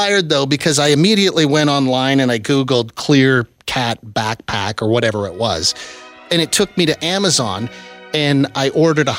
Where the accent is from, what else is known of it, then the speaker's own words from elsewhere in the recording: small town Saskatchewan, Canada; moved away; in small town Saskatchewan